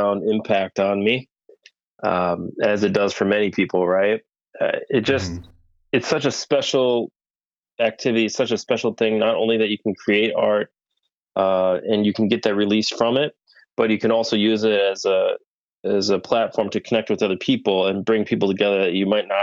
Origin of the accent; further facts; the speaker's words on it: Rochester, Minnesota, United States; now in Richfield, United States; I'm originally from Rochester